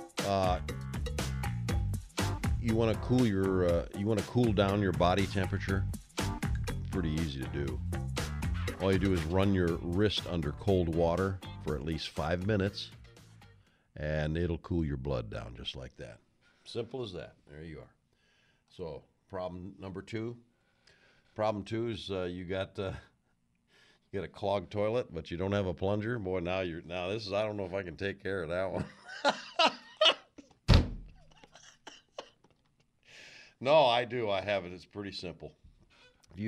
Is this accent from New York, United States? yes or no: yes; New York, United States; now in Los Angeles, United States; I'm from New York.